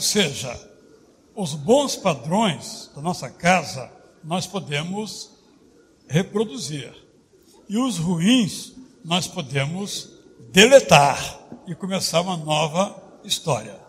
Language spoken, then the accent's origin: Portuguese; Minas Gerais, Brazil; Eu também sou mineiro